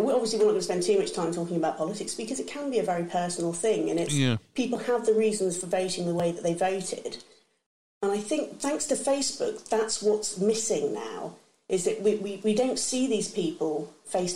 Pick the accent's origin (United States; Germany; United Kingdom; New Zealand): United Kingdom; England; I'm English